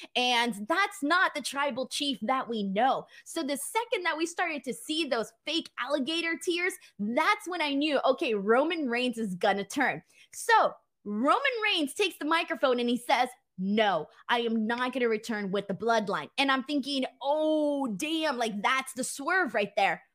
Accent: California, United States; As a Californian

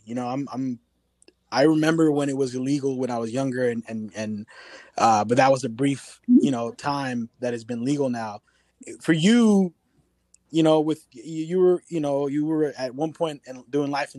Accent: Richmond, California, United States; we're from the Bay Area. We're all grew up around Richmond, California

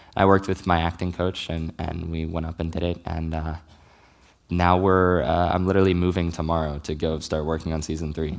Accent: Richmond, Virginia, United States; moved away; I grew up in Richmond, Virginia

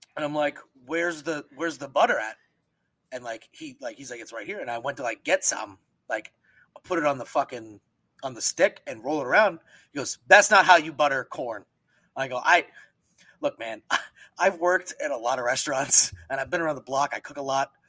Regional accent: Pennsylvania, United States; moved away; I'm from Pennsylvania

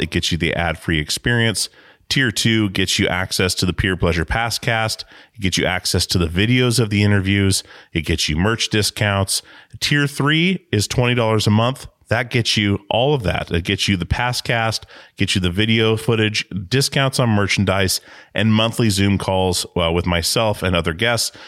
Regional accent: Alaska, United States; growing up in Alaska

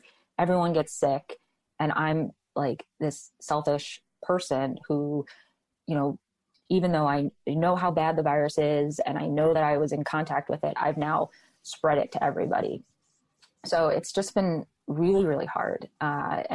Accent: New York City, New York, United States; moved away as an adult; now in Boston, United States; I'm from New York City. My mom is down in New York City. My family's down in New York City

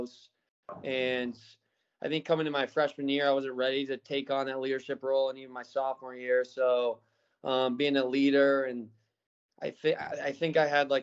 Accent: St. Louis, Missouri, United States; also born or lived in Newport Beach, California / Tulsa, Oklahoma; I was born in Newport Beach, California. Lived there for 2 or 3 years. We moved to Tulsa, where my dad started his business. And then we moved to St. Louis, where obviously I played for St. Louis FC, went to school there, and then went to college.

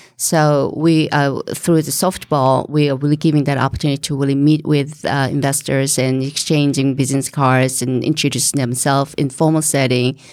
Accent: South Korea; moved away as an adult; now in Rhode Island, United States; I came originally from Korea, and, uh, to get my master's, uh, in business.

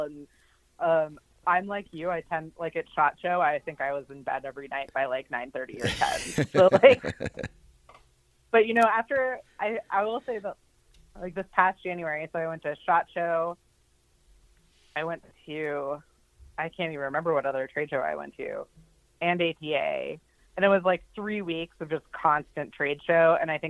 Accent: Ohio, United States; also born or lived in Colorado; now in Butte, United States; So I live in Butte, Montana, my family is actually from Butte, but I didn't grow up here. I'm from Ohio and Colorado, really.

